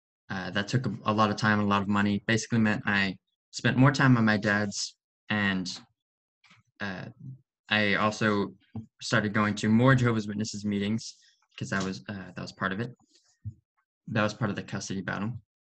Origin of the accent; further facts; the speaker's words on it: Oregon, United States; also born or lived in Beaverton, Oregon / Tillamook, Oregon / Portland, Oregon; I'm a freshman at George Fox University. I was born in Beaverton, lived in Oregon my whole life. So this is definitely my home.